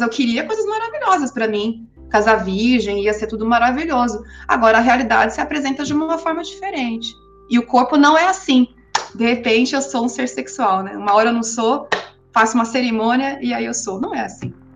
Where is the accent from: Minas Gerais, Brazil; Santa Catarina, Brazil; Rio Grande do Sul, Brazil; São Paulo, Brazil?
São Paulo, Brazil; de São Paulo, que é de onde eu sou